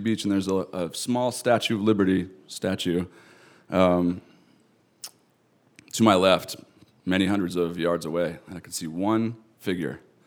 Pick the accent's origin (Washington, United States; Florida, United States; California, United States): Washington, United States; Eastern; I'm from Eastern Washington, I identify with it really strongly